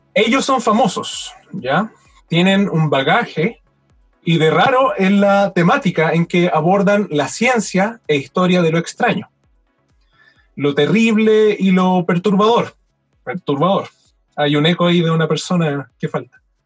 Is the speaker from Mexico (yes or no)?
no; Chile; now in Valdivia, Chile; yo, siendo chileno